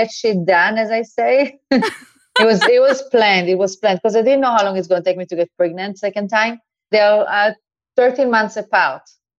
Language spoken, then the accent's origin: English; Eilat, Southern District, Israel; accent: Israeli; English is a second language; moved away as an adult; now in Miami, United States; I grew up in a small town. It's called Eilat.